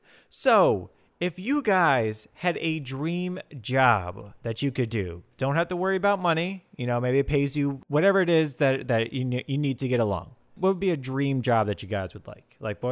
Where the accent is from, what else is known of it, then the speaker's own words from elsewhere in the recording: United States; As an American